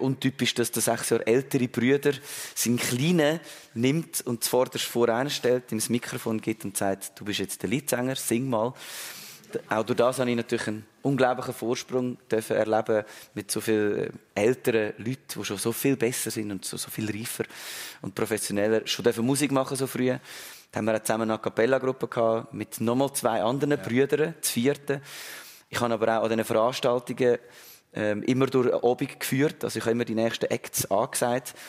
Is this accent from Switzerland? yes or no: yes; Wohlen, Aargau, Switzerland; Ich bin in, in Wohlen groß geworden, im Aargau